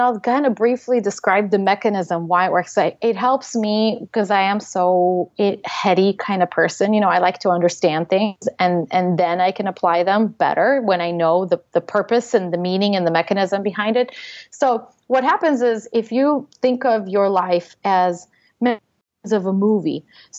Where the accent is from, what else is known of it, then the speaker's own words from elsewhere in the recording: Russia; English is a second language; moved away; I'm an immigrant. I came from Russia.